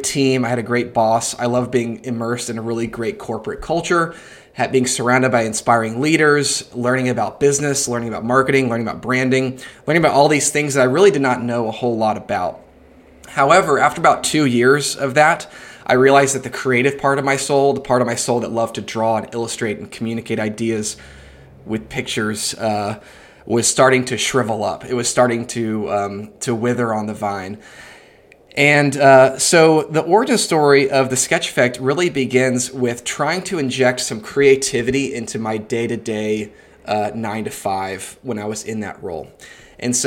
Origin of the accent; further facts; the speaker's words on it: Atlanta, Georgia, United States; I'm from Atlanta, Georgia, and I'm in Atlanta right now.